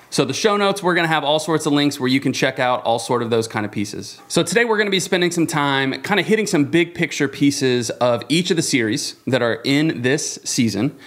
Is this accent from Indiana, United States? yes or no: yes; Avon, Indiana, United States; in Avon, Indiana. Shout out to my hometown.